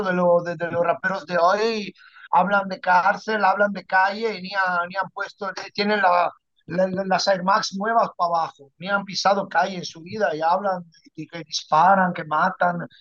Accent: Padua, Veneto, Italy; Spanish is a second language; moved away as an adult; also born or lived in Ibiza; Yo, yo me crié en las gradas del Padua porque yo soy, de, soy de Padua

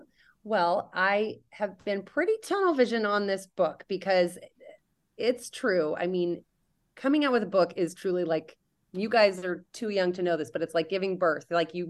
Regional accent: Indonesia; I used to say that it's that I grew up in Indonesia.

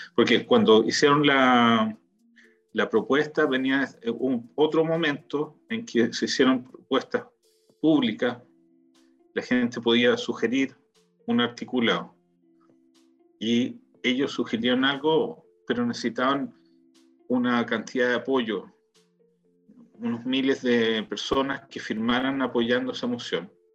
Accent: Chile; now in Israel; éramos chilenos

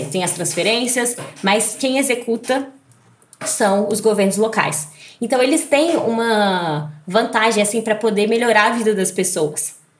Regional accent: Brasília, Federal District, Brazil; E eu que sou de Brasília, né, que venho daqui

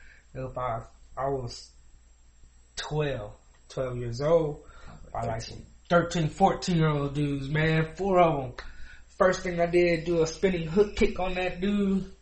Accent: Indianapolis, Indiana, United States; also born or lived in Germany / New Albany, Indiana; I grew up in Indianapolis, Indiana.

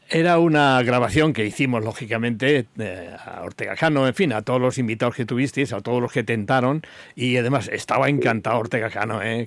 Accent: Albacete, Castilla-La Mancha, Spain; de mi tierra, de Albacete

